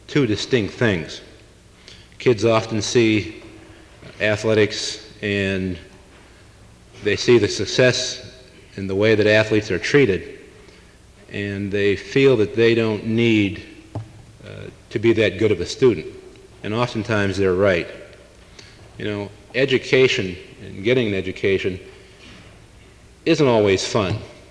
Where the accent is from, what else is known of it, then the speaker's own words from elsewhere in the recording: Canton, Ohio, United States; I grew up in Canton, Ohio